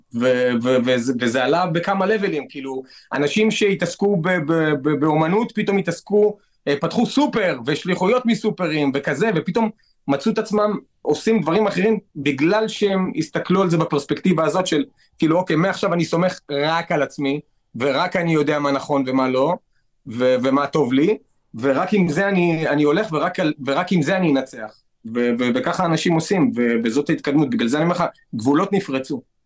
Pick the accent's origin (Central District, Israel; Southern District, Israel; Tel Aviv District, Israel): Central District, Israel; Netanya; גדלתי בנתניה